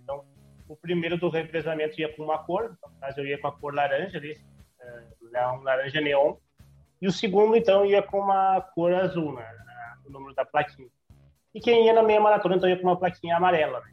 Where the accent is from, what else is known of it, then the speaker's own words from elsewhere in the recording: Santa Maria, Rio Grande do Sul, Brazil; a gente é de Santa Maria.